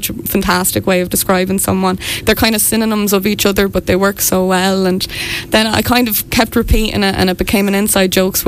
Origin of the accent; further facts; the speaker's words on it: Morriscastle, County Wexford, Ireland; now in Dublin, Ireland; I'm from Morriscastle, and my parents have a cafe as well